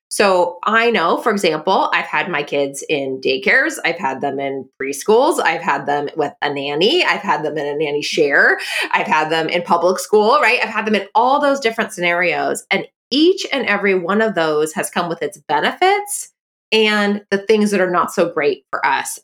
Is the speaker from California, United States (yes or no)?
yes; Bay Area, Silicon Valley, California, United States; I'm from the Bay Area, I'm from the Silicon Valley